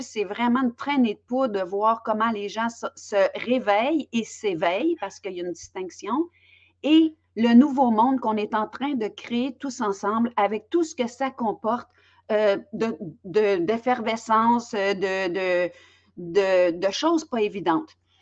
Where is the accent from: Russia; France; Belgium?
Belgium; now in Quebec, Canada; je suis native de Belgique, mais je demeure au, Québec